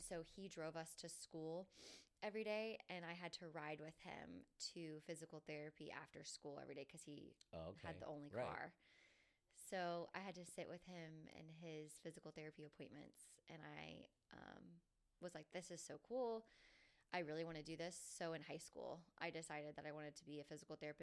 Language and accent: English; Jacksonville, Florida, United States; I was born and raised in Jacksonville, Florida